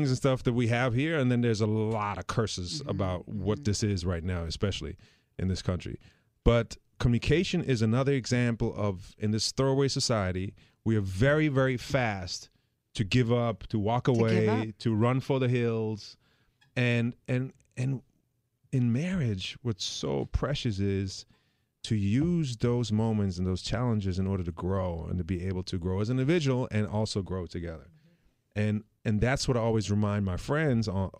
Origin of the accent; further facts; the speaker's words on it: Germany; moved away; I'm from Germany